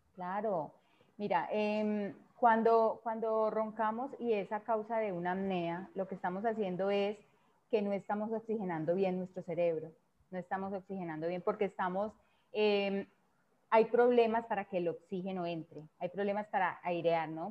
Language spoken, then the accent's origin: Spanish; Colombia; en mi país